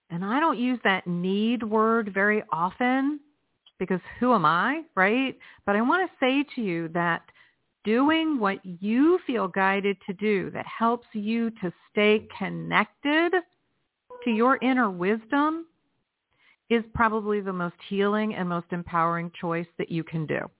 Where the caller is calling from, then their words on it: Los Angeles, California, United States; Hi. I'm calling from Los Angeles